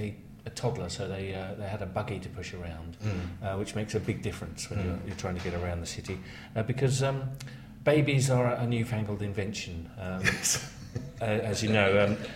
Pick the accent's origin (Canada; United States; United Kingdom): United Kingdom; London; as a Londoner